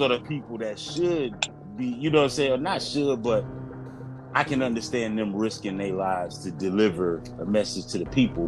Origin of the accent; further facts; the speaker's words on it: Florida, United States; I'm from Florida